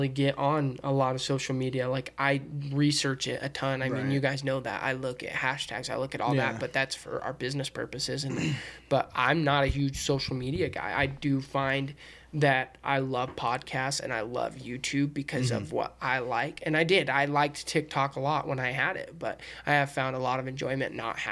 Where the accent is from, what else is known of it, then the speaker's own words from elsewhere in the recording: United States; We're all American